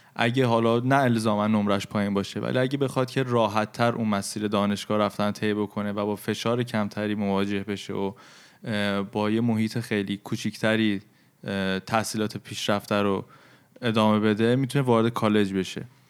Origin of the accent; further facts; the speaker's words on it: Iran; ما که توی فرهنگ ایرانی بزرگ شدیم